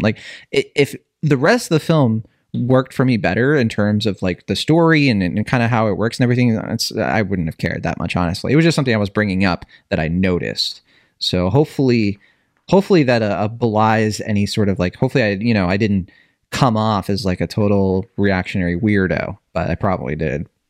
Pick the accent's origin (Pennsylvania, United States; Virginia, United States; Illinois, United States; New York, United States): Virginia, United States; I grew up in Virginia